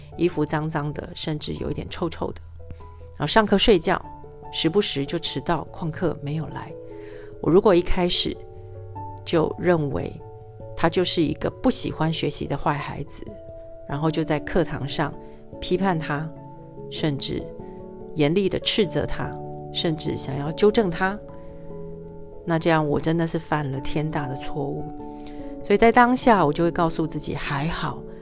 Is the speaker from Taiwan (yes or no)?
yes; southern Taiwan, Taiwan; 套一句我们南部人讲的